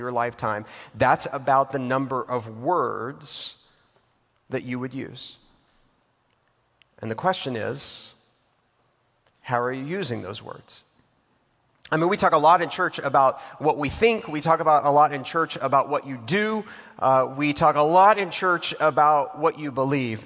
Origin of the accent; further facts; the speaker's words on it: Texas, United States; now in Atlanta, United States; I'm from Texas